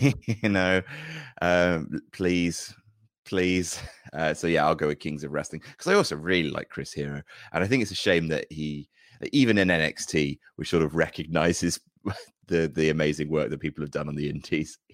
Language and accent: English; Jersey; When I was growing up in Jersey, there wasn't any pro wrestling there